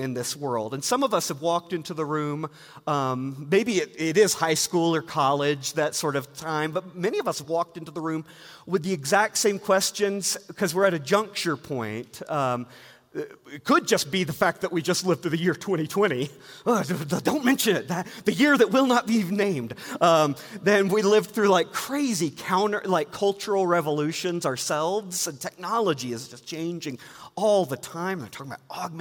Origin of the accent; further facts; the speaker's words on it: Georgia, United States; I grew up in Georgia, and my grandparents had a lake house in the North Georgia Mountains